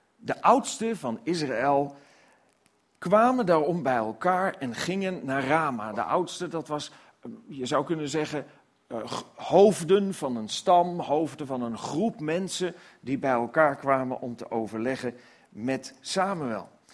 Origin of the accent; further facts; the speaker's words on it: Netherlands; als Nederlanders